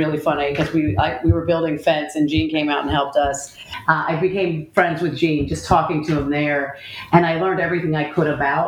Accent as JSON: {"language": "English", "region": "central West Virginia", "country": "United States", "tie": "born or raised there", "said": "I actually grew up in West Virginia, central West Virginia"}